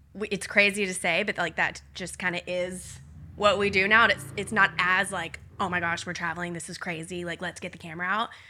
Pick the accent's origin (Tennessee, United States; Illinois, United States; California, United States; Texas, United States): Tennessee, United States; Nashville; moved away as an adult; we grew up in Nashville.